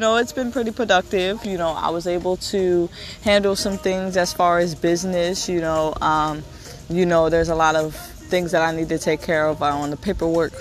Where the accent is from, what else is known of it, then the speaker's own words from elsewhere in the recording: New Jersey, United States; also born or lived in Pennsylvania; I am from New Jersey, and I go back and forth from New Jersey to Pennsylvania